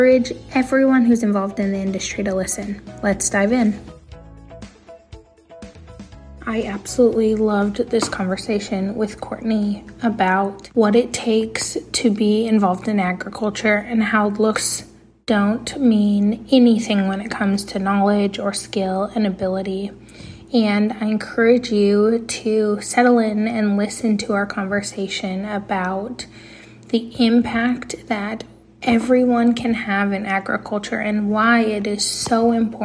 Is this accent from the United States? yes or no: yes; Montana, United States; I'm a Montanan through and through